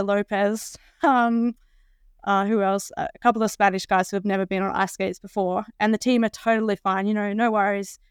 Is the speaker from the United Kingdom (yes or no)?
no; Australia; as an Australian